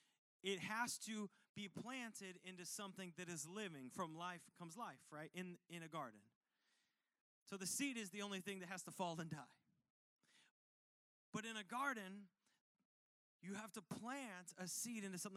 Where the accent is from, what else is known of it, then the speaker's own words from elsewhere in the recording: United States; I'm from Washington.